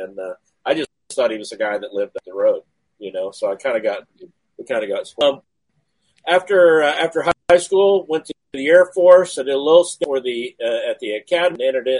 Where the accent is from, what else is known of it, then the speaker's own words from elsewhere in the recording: Southwest Missouri, United States; also born or lived in West Texas; I'm a farm kid. I was born in West Texas. My family moved farming operation from West, farming and cattle operation. I was born on a corn and cotton and a cattle. And we decided to move to Southwest Missouri